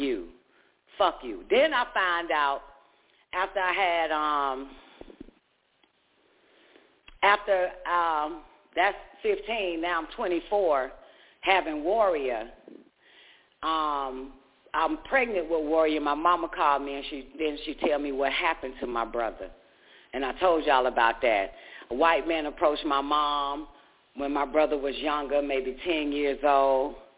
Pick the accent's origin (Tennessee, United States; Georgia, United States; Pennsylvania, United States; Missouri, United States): Georgia, United States; moved away; also born or lived in Washington, D.C.; I'm from the South, boo. But when we moved from Georgia to District of Columbia